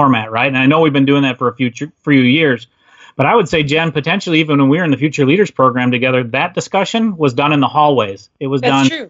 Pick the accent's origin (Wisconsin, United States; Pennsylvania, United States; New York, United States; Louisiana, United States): Wisconsin, United States; I am from Wisconsin. So if you're using that phrase, I was born and bred, raised in Wisconsin